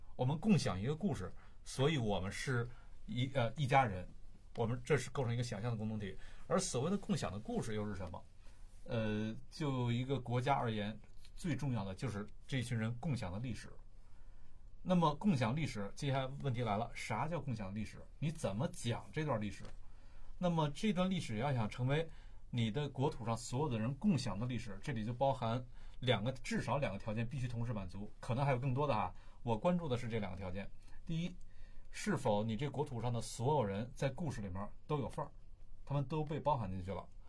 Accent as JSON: {"language": "Chinese", "country": "China", "said": "那我们作为中国人，为什么要了解西方历史呢"}